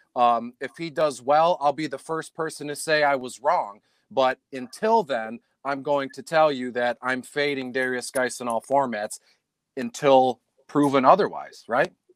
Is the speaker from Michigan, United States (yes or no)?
yes; Detroit, Michigan, United States; I'm from Detroit